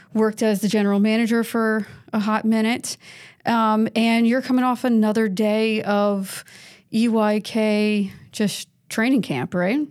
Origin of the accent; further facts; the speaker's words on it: New York, United States; moved away as an adult; also born or lived in Connecticut; now in South Carolina, United States; I grew up in New York